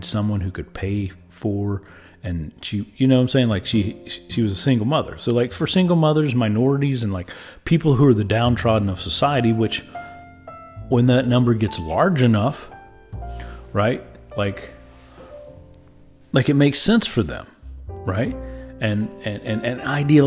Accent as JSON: {"language": "English", "country": "United States", "said": "I am as an American"}